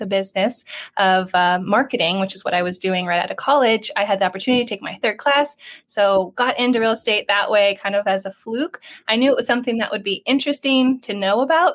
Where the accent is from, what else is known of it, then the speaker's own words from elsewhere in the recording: San Diego County, California, United States; I grew up locally here in San Diego County, and I graduated